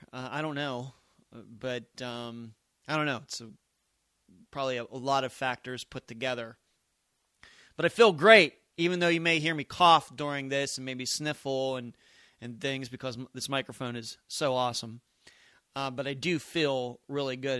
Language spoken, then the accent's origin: English; Pennsylvania, United States; moved away as an adult; now in Las Vegas, United States; I'm from Pennsylvania